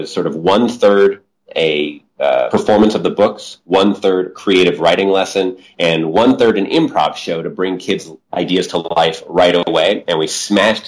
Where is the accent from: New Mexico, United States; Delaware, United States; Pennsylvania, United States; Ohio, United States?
New Mexico, United States; I grew up in New Mexico